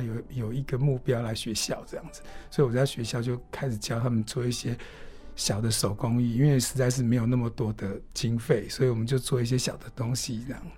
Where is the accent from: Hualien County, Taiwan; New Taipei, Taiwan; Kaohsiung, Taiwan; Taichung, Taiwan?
Hualien County, Taiwan; 你们的老师跟你们一样，从小在这里长大